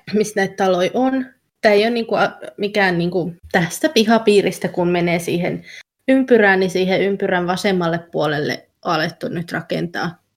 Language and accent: Finnish; Turku, Southwest Finland, Finland; now in Essex, United Kingdom; Mä oon turkulainen